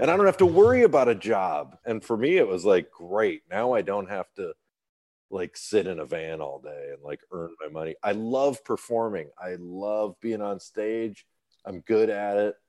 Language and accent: English; Birmingham, Michigan, United States; moved away as an adult; also born or lived in New York City / Illinois / Texas; now in California, United States; I grew up in Birmingham, Michigan, which is a very upscale, white collar part of Detroit